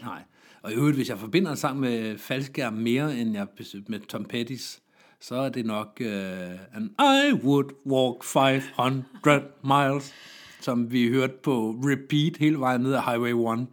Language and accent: Danish; Jutland, Denmark; Jeg er selv jyde